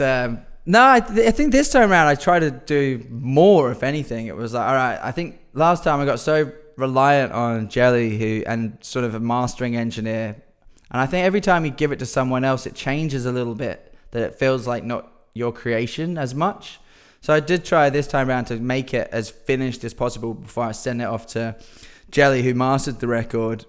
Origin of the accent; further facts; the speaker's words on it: Perth, Western Australia, Australia; we're from Perth